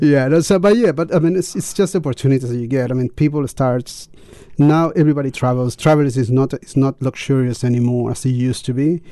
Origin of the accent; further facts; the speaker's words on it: Chile; English is a second language; moved away as an adult; now in New Zealand; teaching mm. English in, in in the school that I worked in Chile